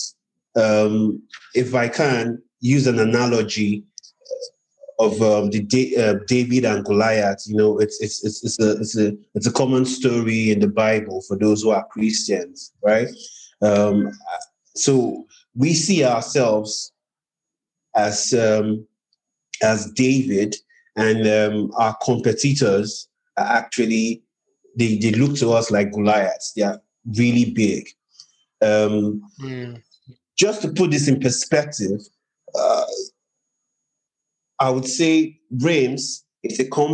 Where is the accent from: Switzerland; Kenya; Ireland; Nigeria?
Nigeria; I'm from Nigeria, in Africa, and my companies are also in Nigeria, Africa